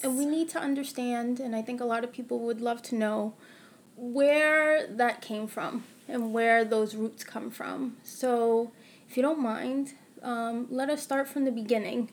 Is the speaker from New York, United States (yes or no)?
yes; New York, United States; Born and raised in New York